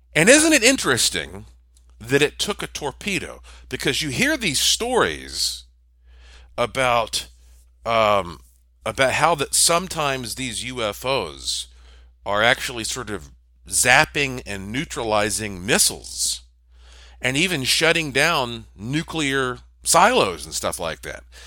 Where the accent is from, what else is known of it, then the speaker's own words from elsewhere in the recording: Asheville, North Carolina, United States; I was born and raised in Asheville, North Carolina.